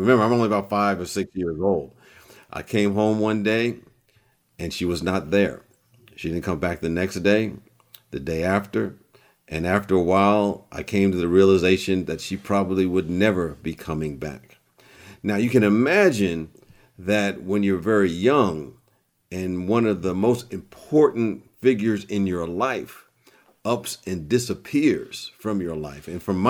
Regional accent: Long Island, New York, United States; born there; I was born in Long Island, New York.

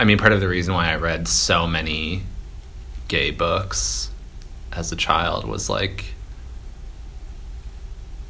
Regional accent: Minneapolis–Saint Paul, Minnesota, United States; now in New York City, United States; I'm from the Twin Cities

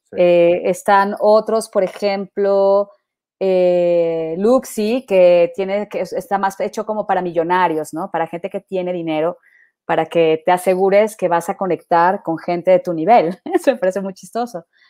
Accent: Mexico; now in Colombia; yo vengo de México

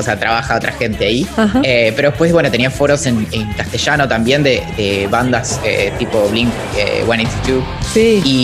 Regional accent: Bariloche, Río Negro, Argentina; yo crecí, nací crecí en Bariloche

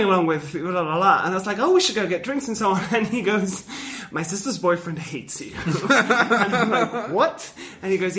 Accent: Spain; now in Mexico City, Mexico; Like, the Spaniards

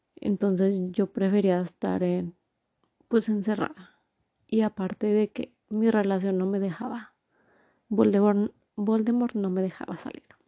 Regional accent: Torreón, Coahuila, Mexico; moved away as an adult; also born or lived in Durango, Mexico / Mexico City, Mexico; now in New Jersey, United States; soy de México, de la ciudad de Torreón, Coahuila. Actualmente vivo en New Jersey.

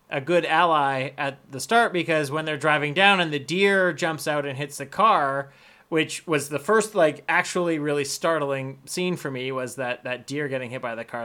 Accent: Canada; I'm white, I'm Canadian

